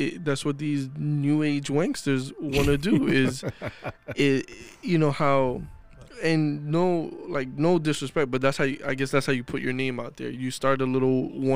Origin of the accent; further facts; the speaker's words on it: New York, United States; I'm from New York